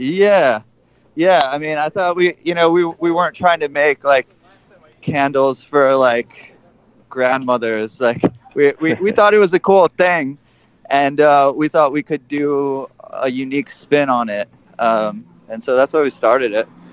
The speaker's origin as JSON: {"language": "English", "region": "Midwest", "country": "United States", "tie": "born or raised there", "moved": "yes", "lives_now": "New York City, United States", "said": "i grew up in the Midwest"}